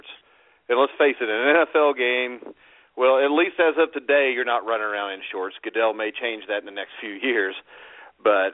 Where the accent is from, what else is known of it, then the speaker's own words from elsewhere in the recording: Indiana, United States; I'm from Indiana